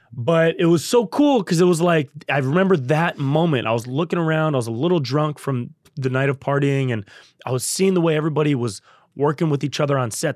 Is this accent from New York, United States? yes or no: no; Davis, California, United States; also born or lived in Santa Barbara; I grew up in Davis, up by Sacramento.